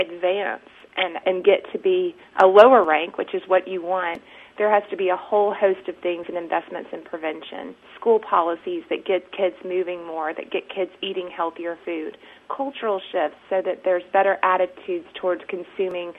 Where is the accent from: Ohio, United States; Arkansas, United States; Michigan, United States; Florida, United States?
Arkansas, United States; now in Texas, United States; I'm originally from Arkansas. Arkansas is my home state. I live in Texas.